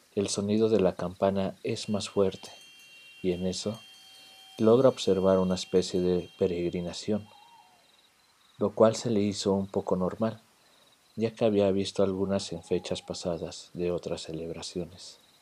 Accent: Mexico City, Mexico; en una parte de mi infancia viviendo en la Ciudad de México

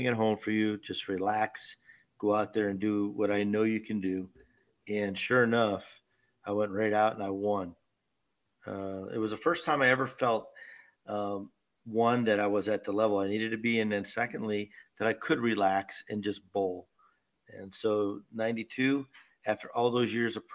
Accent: Erie, Pennsylvania, United States; moved away; bowl not only in front of my hometown crowd, but do it in our civic center

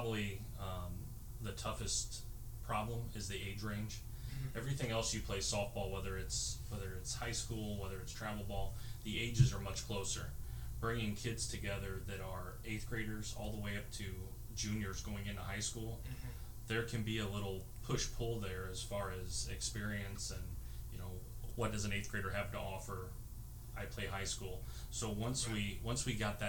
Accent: Syracuse, Indiana, United States; also born or lived in LaGrange, Indiana; now in Goshen, United States; I grew up in Syracuse and then transplanted to LaGrange before coming to Goshen.

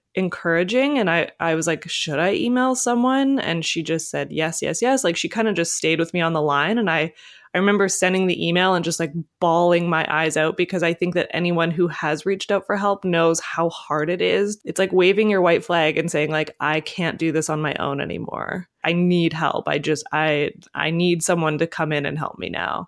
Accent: Canada; being a Canadian

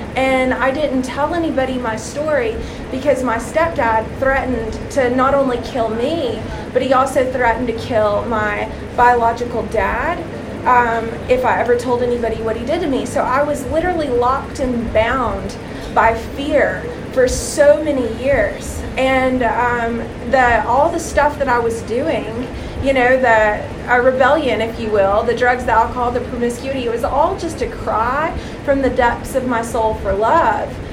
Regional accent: Middle Tennessee, United States; moved away; also born or lived in San Diego, California; I was born in San Diego, California, but spent most of my life in Middle Tennessee

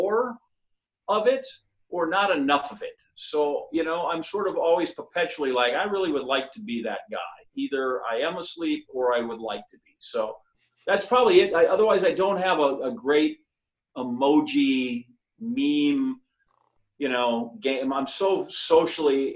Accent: Green Bay, Wisconsin, United States; moved away as an adult; also born or lived in Missouri / Oklahoma / Phoenix, Arizona; I'm from Wisconsin.

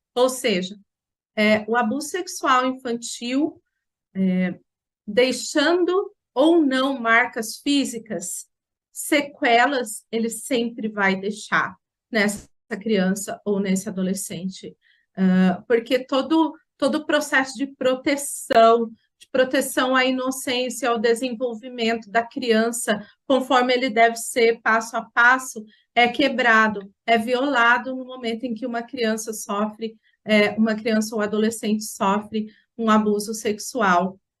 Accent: Jacareí, São Paulo, Brazil; eu sou de Jacareí, no estado de São Paulo, e estive conselheira tutelar por três mandatos aqui no meu município

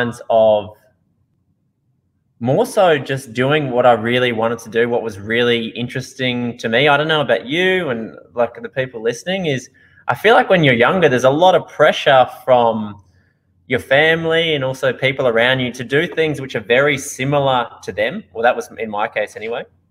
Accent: Australia; accent: Australian; now in Netherlands; I'm from Australia originally

